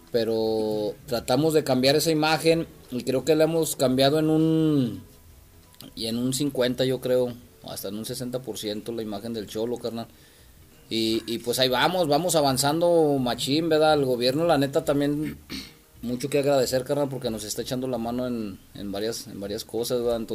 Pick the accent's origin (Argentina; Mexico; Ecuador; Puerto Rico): Mexico; Aguascalientes; Yo creo que era cambiar la imagen del cholo en Aguascalientes, ¿no? Ante la sociedad porque éramos pues mal vistos